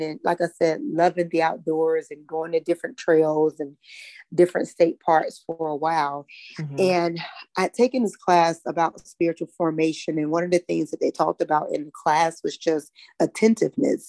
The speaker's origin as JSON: {"language": "English", "region": "North Carolina", "country": "United States", "tie": "born or raised there", "said": "I grew up right here in North Carolina, in a little town, 45 minutes outside of Charlotte."}